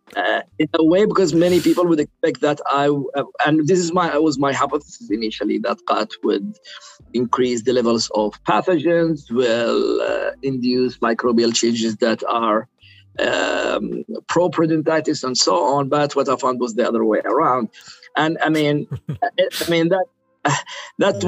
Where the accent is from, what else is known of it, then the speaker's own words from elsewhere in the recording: Sana'a, Amanat Al Asimah, Yemen; English is a second language; moved away as an adult; also born or lived in Aden, Yemen / Bergen, Norway; now in Pennsylvania, United States; I was born in in Sana'a and raised in Sana'a, but because we are originally from Aden, from the south part of, Yemen